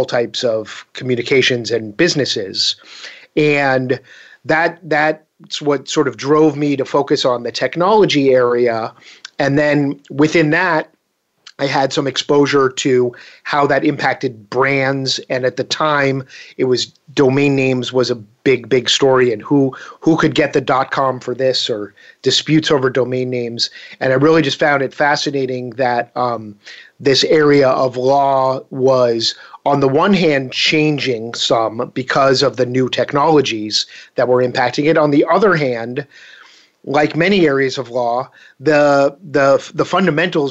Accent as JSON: {"language": "English", "town": "Boston", "region": "Massachusetts", "country": "United States", "tie": "born or raised there", "moved": "yes", "lives_now": "Falls Church, United States", "said": "I grew up in Boston, Massachusetts area."}